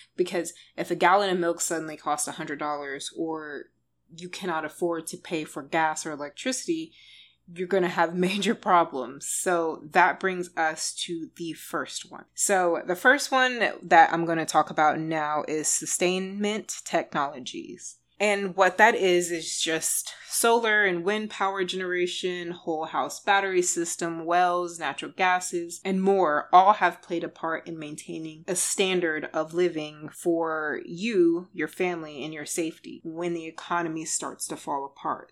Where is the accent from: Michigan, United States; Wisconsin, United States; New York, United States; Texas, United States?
Texas, United States; I'm from Texas